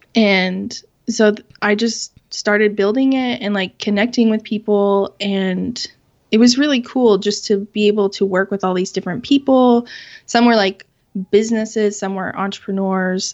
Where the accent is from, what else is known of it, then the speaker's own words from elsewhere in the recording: Southwest Kansas, United States; I was born and raised in Kansas, in Southwest Kansas.